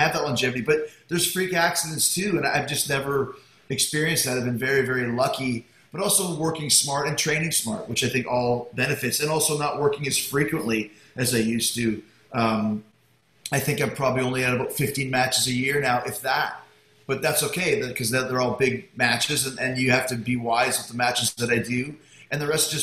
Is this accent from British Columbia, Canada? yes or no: no; Winnipeg, Manitoba, Canada; now in Florida, United States; I grew up in Winnipeg